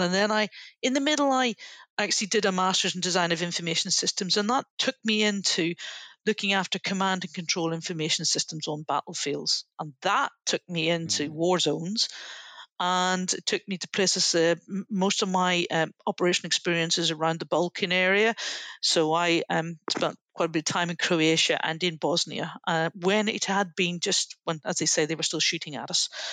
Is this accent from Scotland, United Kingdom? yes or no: no; Northern Ireland, United Kingdom; moved away; I grew up in Northern Ireland during the Troubles